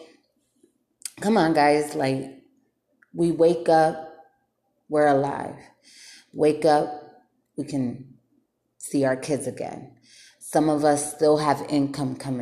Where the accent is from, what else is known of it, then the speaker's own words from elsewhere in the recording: Bridgeport, Connecticut, United States; moved away as an adult; now in North Las Vegas, United States; I'm from Bridgeport, Connecticut. And I'm not hating on my city